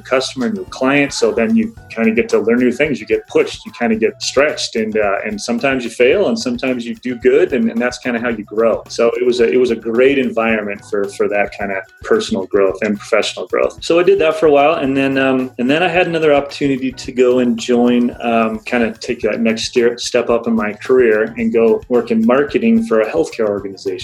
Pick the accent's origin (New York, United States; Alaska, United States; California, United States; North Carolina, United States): Alaska, United States; I was born and raised in Alaska